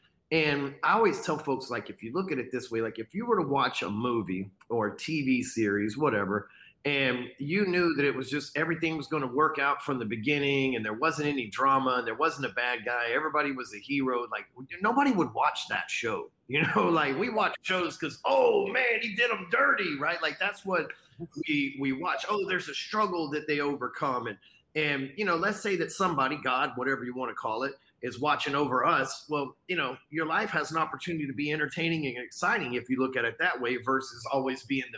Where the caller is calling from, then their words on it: Dallas, Texas, United States; I'm from Dallas, Texas.